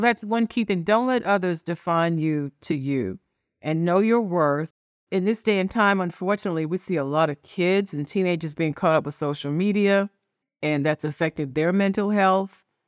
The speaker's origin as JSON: {"language": "English", "town": "New York City", "region": "New York", "country": "United States", "tie": "born or raised there", "said": "I was born in New York City. I'm an only child. I grew up poor in Washington Heights, uh, part of New York City."}